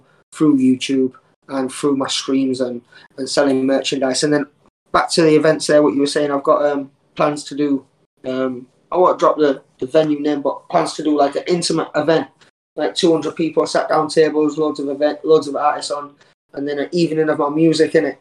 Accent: Huddersfield, Yorkshire and the Humber, United Kingdom; now in York, United Kingdom; Born and raised in Huddersfield. Lived all over Yorkshire, really. Currently living in York.

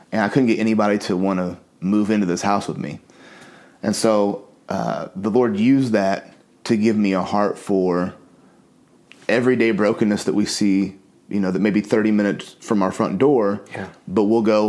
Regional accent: Gooseville, Illinois, United States; now in St. Louis, United States; I grew up in Gooseville, Illinois

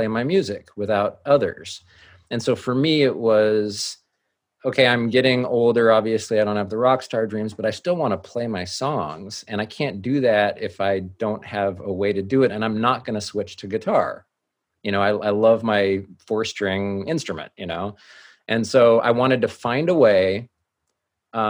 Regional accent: Fremont, California, United States; also born or lived in Hayward, California; I grew up in Hayward and Fremont.

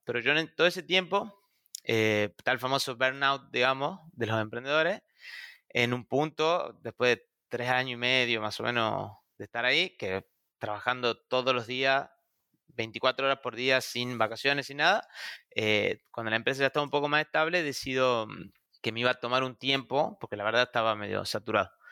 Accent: Tucumán, Argentina; now in Buenos Aires, Argentina; soy de Tucumán, que es una provincia que queda al norte de la Argentina

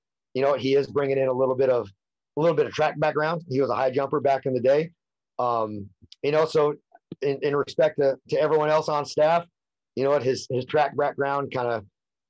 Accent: California, United States; a little bit of me growing up in the High Sierra, you know, and in the mountains and a little bit out in the country.

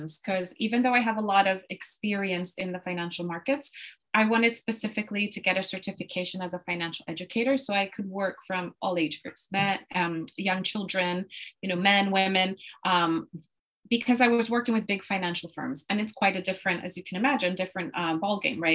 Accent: Puerto Rico; moved away as an adult; also born or lived in Boston, United States; now in London, United Kingdom; I am actually from Puerto Rico in the Caribbean. And so I was born and raised there.

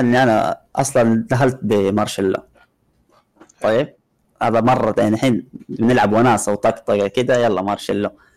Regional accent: Jeddah, Makkah Province, Saudi Arabia; هنا عندنا بجده

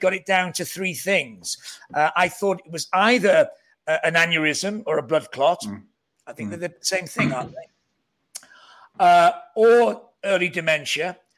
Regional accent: near Liverpool, North Wales, United Kingdom; accent: hybrid Northern Welsh Scouse; I'm a Welsh Scouser, where we come from, where we have this huge identity crisis. We don't really know what we are. We're still near Liverpool, so we have a very odd hybrid Northern Welsh tonal Scouse tonal accent.

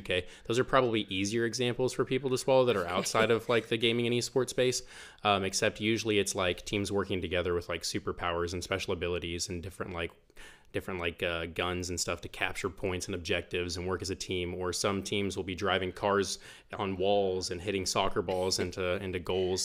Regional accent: Bartlesville, Oklahoma, United States; I'm from Bartlesville, was born here in Bartlesville, uh, twenty-five years ago over at the hospital

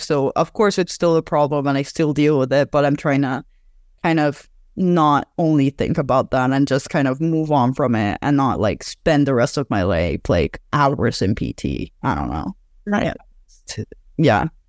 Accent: Mexico City, Mexico; I'm from Mexico City

